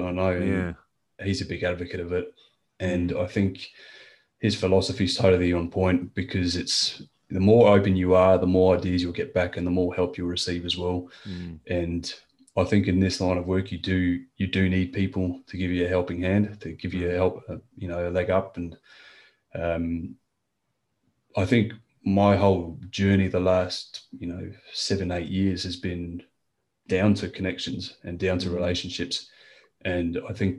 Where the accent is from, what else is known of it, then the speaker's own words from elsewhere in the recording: Australia; now in France; being French Australian.